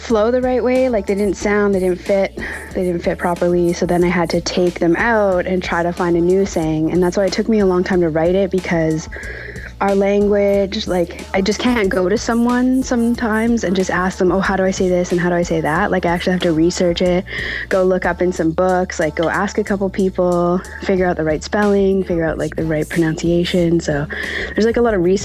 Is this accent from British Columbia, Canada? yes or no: yes; Musqueam, British Columbia, Canada; I'm from Musqueam